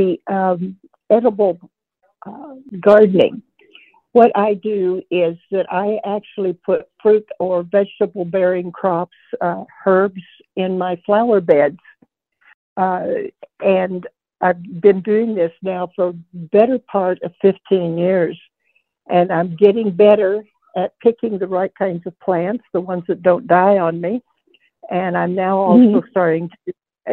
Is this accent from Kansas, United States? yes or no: yes; Kansas, United States; also born or lived in Arkansas; now in Idaho, United States; I grew up in Kansas, and we had this beautiful river bottom loam to garden